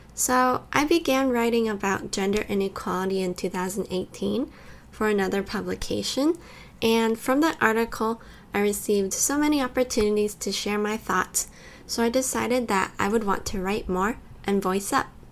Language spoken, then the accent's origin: English; California, United States; moved away as an adult; also born or lived in Taiwan; now in Tokyo, Japan; I was born in California and I also grew up in both California and Taiwan, and I'm going to university in Japan right now